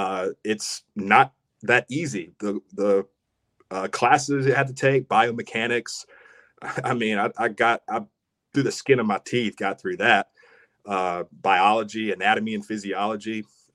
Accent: Rockingham, North Carolina, United States; From Ellerby, Rockingham, Hamlet. We drew in all those people

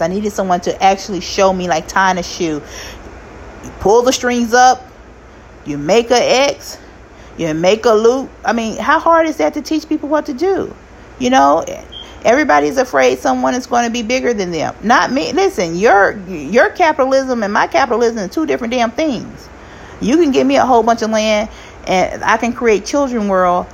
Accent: United States; also born or lived in Arkansas / Kansas City / Florida; now in California, United States; I'm from Arkansas and Kansas City

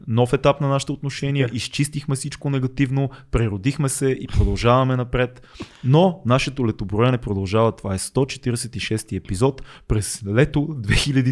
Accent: Sofia, Sofia City, Bulgaria; Едно време в Надежда, цеци като джитках между блоковете по празници

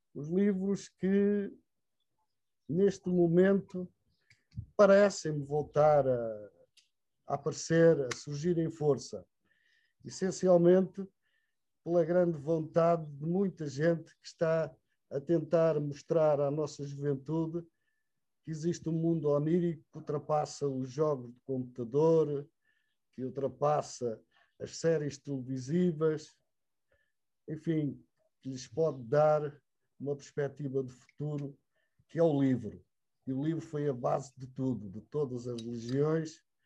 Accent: Portugal; era incrível a chegada daquela carripana às nossas aldeias

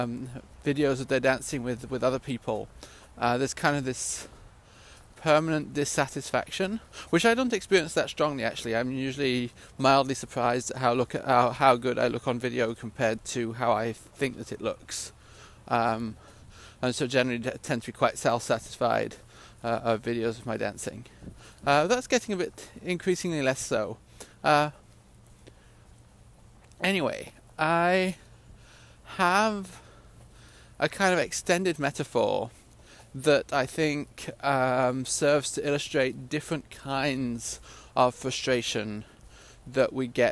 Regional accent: Gryon, Vaud, Switzerland; moved away; I grew up in Switzerland, a small village called Grillon.

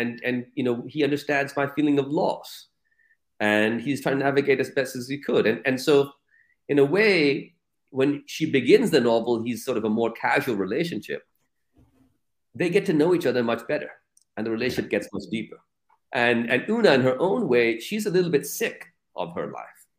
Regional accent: Pakistan; also born or lived in United States; in Pakistan, I'm just Pakistani

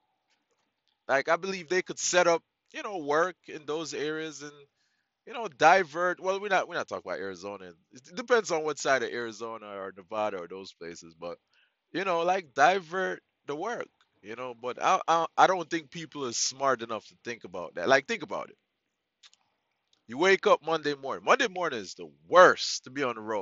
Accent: Jamaica; now in United States; I'm Jamaican

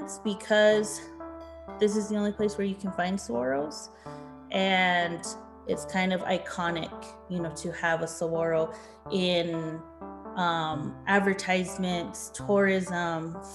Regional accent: Tohono O'odham Nation, Sells District, Arizona, United States; I come from the Tanatam Nation, specifically the Santa Barbara District

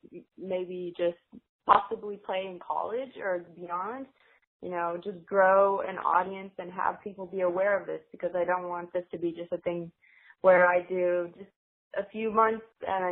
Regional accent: Greenville, United States; I kind of grew up with that, even though I grew up in here in Greenville.

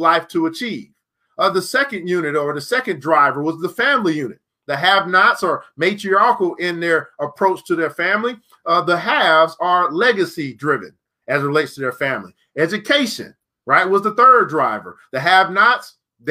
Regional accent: Illinois, United States; out of Chicago. I believe you're from my home state as well

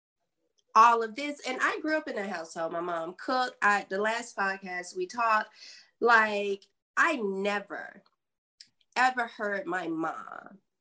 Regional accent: Blakely, Georgia, United States; My hometown is just 90 minutes above Tallahassee, Florida, Blakely, Georgia

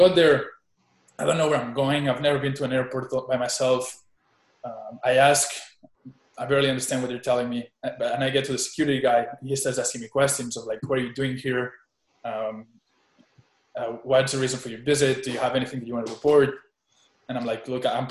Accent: Spain; also born or lived in Boone, North Carolina, United States; I moved back to Spain when I was 6 months old. I was a baby in an airplane.

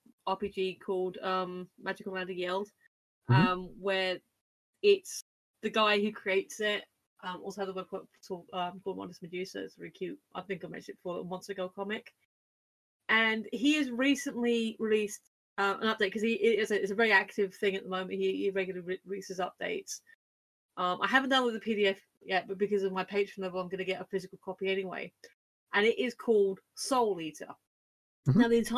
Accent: United Kingdom; No, I'm British.

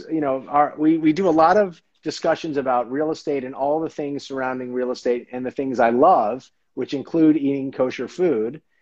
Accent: New Orleans, Louisiana, United States; also born or lived in Upper West Side, New York City; now in New York City, United States; I'm based on the Upper West Side, and it is kosher food central around here, which is quite different from where I grew up in New Orleans, where there was a total of one officially kosher restaurant in the entire city

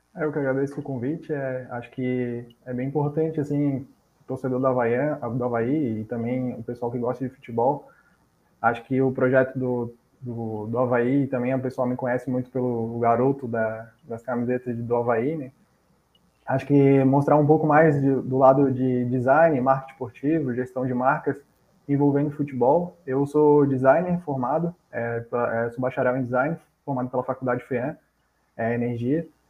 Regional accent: Florianópolis, Santa Catarina, Brazil; eu morava, cresci ali no bairro do Jardim Atlântico

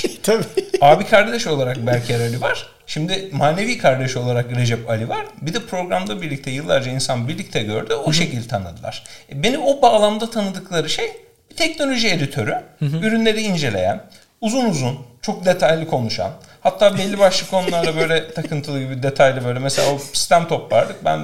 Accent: Tekirdağ, Turkey; bak ben bilmiyorum. Tekirdağlıyım. Ama orada, zaten Edirne'ye

